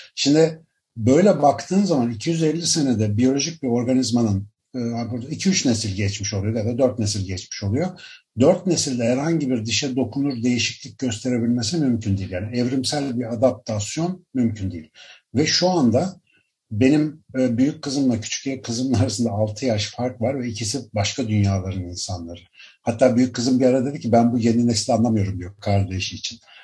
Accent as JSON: {"language": "Turkish", "region": "Ankara", "country": "Turkey", "tie": "born or raised there", "moved": "as an adult", "lives_now": "Istanbul, Turkey", "said": "Ankaralıyım ben. Doğma büyüme bayağı. Üniversite eğitimi dahil Ankara'da büyüdüm."}